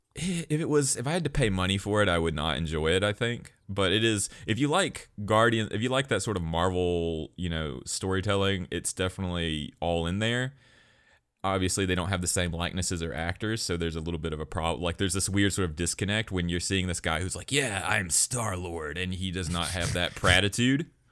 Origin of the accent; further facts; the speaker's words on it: Alabama, United States; be from my home state of Alabama